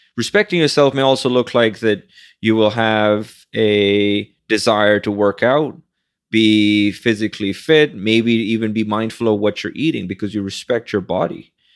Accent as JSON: {"language": "English", "country": "Pakistan", "tie": "born or raised there", "moved": "yes", "lives_now": "Manhattan, United States", "said": "someone who barely passed high school growing up in Pakistan"}